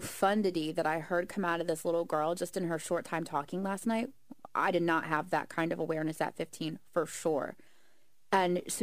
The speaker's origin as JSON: {"language": "English", "town": "Atlantic City", "region": "New Jersey", "country": "United States", "said": "here, like Atlantic City"}